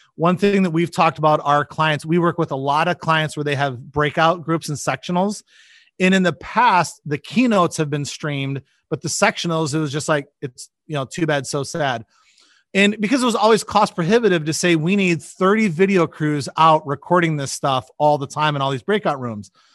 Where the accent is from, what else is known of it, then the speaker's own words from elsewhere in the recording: Michigan, United States; moved away as an adult; also born or lived in Chicago; now in Nebraska, United States; I grew up in Michigan